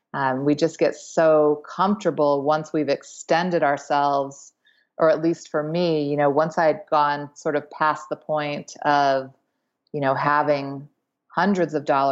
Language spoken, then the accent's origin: English; East Coast, United States; I had a great childhood. I grew up on the East Coast and with my mom and dad and sister.